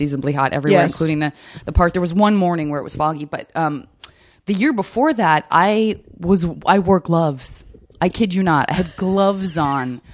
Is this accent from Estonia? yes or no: no; Arizona, United States; moved away; also born or lived in San Francisco; I'm from Arizona and we do have seasons